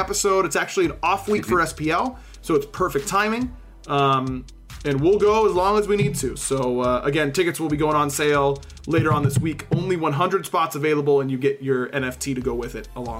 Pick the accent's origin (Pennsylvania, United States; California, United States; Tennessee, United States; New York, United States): Pennsylvania, United States; Pittsburgh; I grew up in Pittsburgh